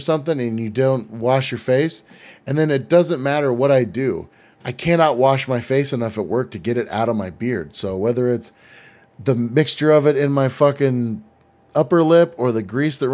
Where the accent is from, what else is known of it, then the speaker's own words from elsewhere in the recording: United States; I'm American.